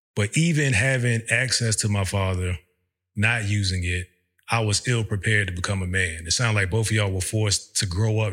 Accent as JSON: {"language": "English", "region": "Virginia", "country": "United States", "moved": "as an adult", "said": "We're from Virginia"}